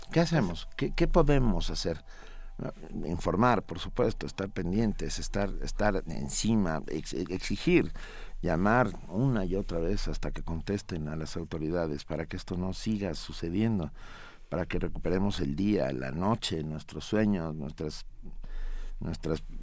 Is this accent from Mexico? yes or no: yes; Mexico